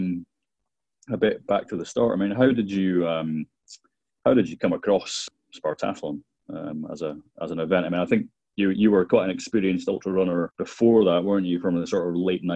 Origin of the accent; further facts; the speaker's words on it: Dundee, Scotland, United Kingdom; I grew up in Dundee